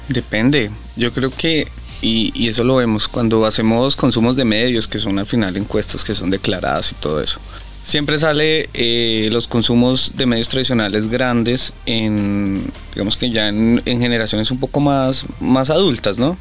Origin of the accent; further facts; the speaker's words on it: Colombia; Nosotros somos una cultura colombiana muy arraigada